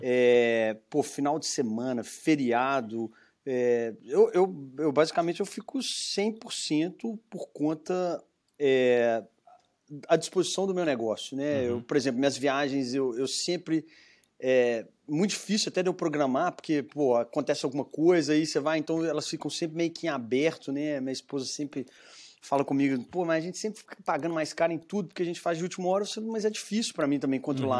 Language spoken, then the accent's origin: Portuguese; Belo Horizonte, Minas Gerais, Brazil; accent: mineiro; se vê pelo meu sotaque, sou de sou mineiro, né, de uhum. Belo Horizonte